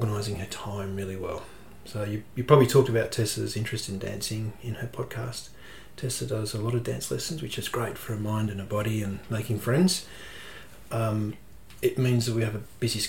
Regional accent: Perth, Western Australia, Australia; moved away as an adult; I grew up in Western Australia, in Perth, and studied over there

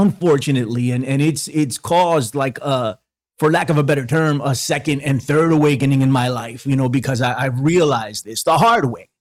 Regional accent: New York, United States; I'm from New York

